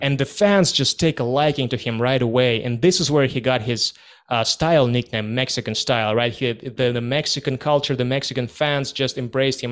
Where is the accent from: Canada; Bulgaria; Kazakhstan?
Kazakhstan; moved away; I was born and raised in Kazakhstan